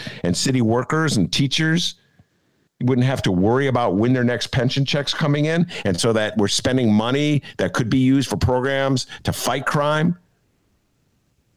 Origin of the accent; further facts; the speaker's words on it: Evanston, Illinois, United States; now in Chicago, United States; growing up in Evanston